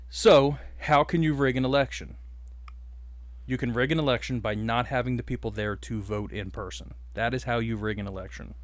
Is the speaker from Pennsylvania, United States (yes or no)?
yes; Delaware County, Pennsylvania, United States; we're two dudes from Delco